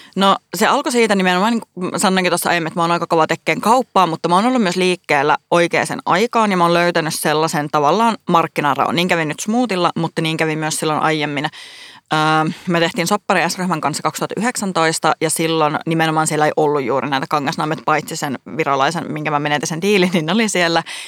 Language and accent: Finnish; Oulu, North Ostrobothnia, Finland; accent: Oulu dialect; moved away as an adult; now in Helsinki, Finland; mä oon siis Oulusta kotoisin